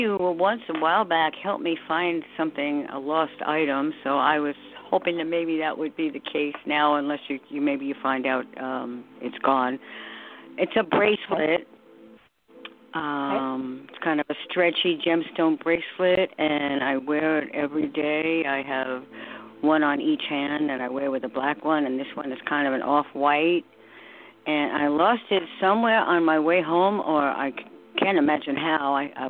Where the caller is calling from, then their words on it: New York, United States; New York.